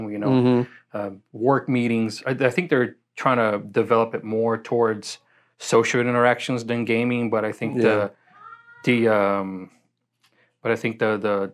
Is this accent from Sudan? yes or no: no; Brazil; moved away; I grew up in Brazil, my dad played soccer